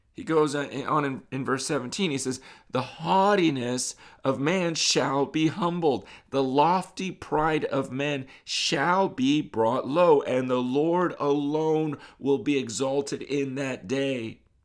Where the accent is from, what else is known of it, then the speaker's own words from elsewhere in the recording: United States; growing up in America